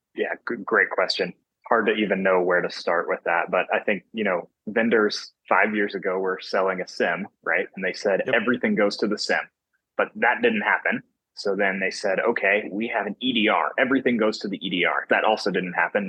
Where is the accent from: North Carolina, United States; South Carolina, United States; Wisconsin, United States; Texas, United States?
North Carolina, United States; moved away as an adult; now in Salt Lake City, United States; I'm from North Carolina on the East Coast of the United States, and I've just moved to Salt Lake City, Utah, uh, for this first role